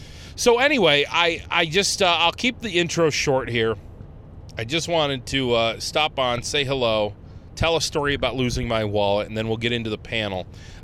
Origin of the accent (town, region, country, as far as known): Ohio, United States; born or raised there; moved away